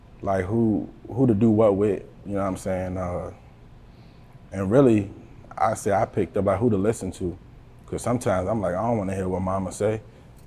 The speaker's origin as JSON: {"language": "English", "town": "Buckingham", "region": "Virginia", "country": "United States", "tie": "born or raised there", "said": "I'm from the Buck, you know what I mean? Buckingham, yeah. Virginia, 434, you know. That's where I come from"}